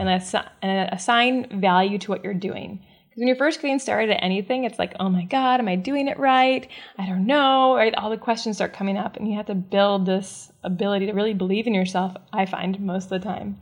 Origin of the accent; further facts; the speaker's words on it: the Midwest of the United States, United States; I was born and raised in the Midwest of the United States.